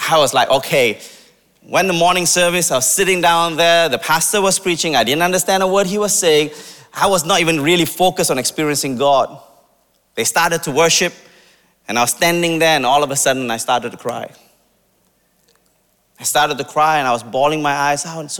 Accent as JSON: {"language": "English", "country": "India", "said": "I'm Indian, by the way, if you can't tell."}